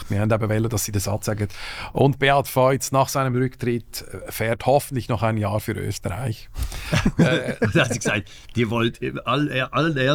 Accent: Lucerne, Switzerland; Und ich bin dort irgendwie als Luzerner äh, schon ein bisschen fehl am Platz gewesen, wenn ich jetzt ganz ehrlich sein will.

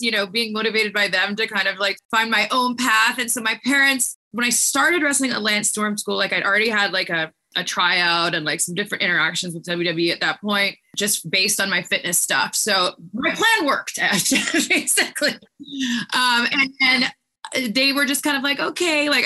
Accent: Victoria, British Columbia, Canada; first language French; English is a second language; moved away as an adult; we're two blondes from Canada

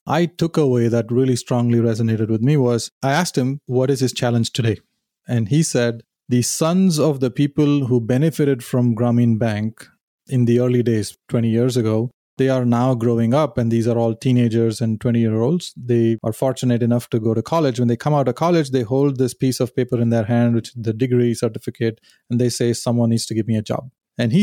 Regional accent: Chennai, Tamil Nadu, India; moved away; I grew up in India, in South India, in Chennai.

